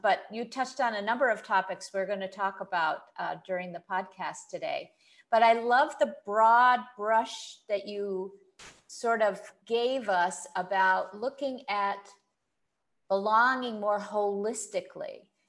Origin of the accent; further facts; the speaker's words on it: United States; moved away as an adult; now in Kuwait; I grew up in the States